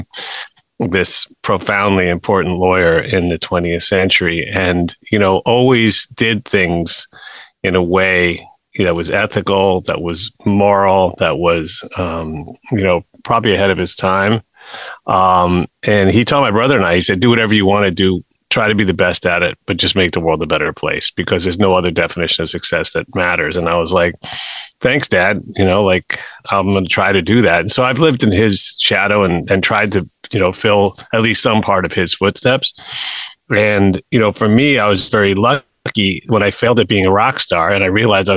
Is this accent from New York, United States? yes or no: yes; New York City, New York, United States; I grew up in Manhattan.